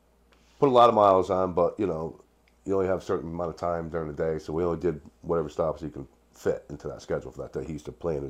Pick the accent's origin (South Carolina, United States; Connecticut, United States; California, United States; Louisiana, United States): Connecticut, United States; Wallingford; I'm originally from Wallingford. My family itself is originally from New Haven area. Okay. And I've been a lifelong resident of Wallingford, Connecticut for, unfortunately, 51 years now.